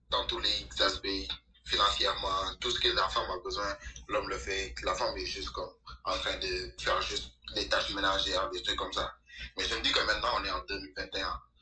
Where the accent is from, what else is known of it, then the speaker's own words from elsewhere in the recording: Senegal; moi, je suis sénégalais, je suis en Afrique.